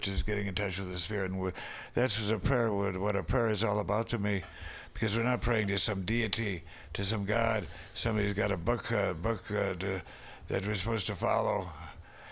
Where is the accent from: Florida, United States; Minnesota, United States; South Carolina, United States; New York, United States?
Minnesota, United States; Minneapolis; now in San Francisco, United States; when I came through my hometown